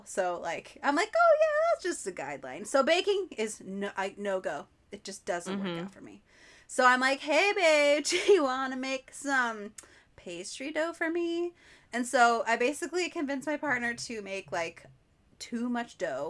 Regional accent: the Northwest, Pacific Northwest, United States; growing up in the Northwest

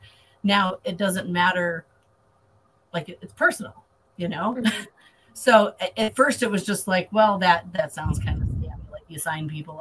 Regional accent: Michigan, United States; moved away as an adult; now in Florida, United States; I'm originally from Michigan and moved to Florida about 3 years ago

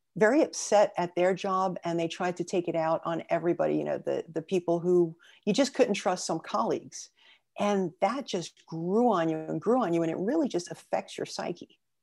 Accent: New York City, New York, United States; I was born and raised in Brooklyn

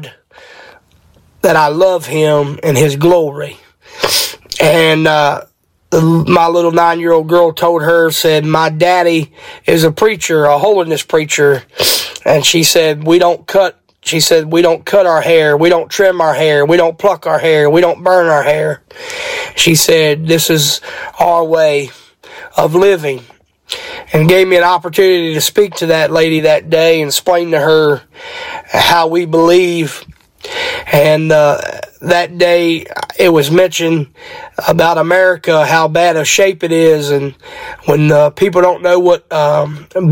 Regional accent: Martinsburg, West Virginia, United States; I am from Martinsburg, West Virginia

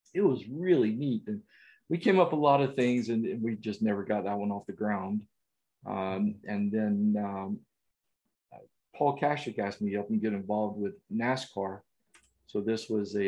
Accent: the South, United States; growing up in the South

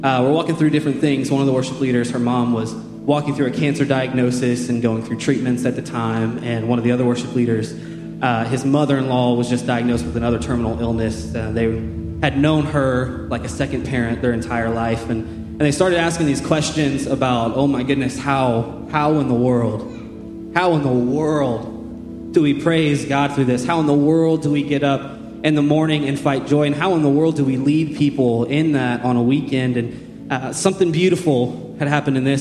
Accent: Shelbyville, United States; moved away as an adult; now in Columbus, United States; I was born and raised here in Shelbyville

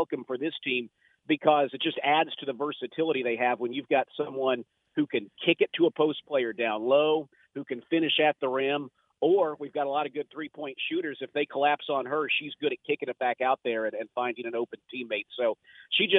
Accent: Indiana, United States; I'm from Indiana, so I'm used to the cold.

